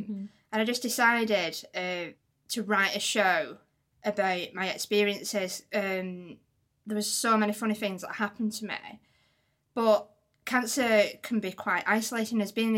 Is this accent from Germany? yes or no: no; Wigan, North West England, United Kingdom; moved away; People still get confused by my accent because I've not actually lived in Wigan for like 20 years.